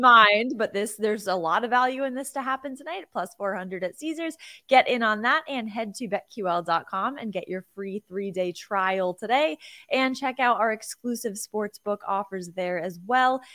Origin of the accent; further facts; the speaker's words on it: Connecticut, United States; my home state and Connecticut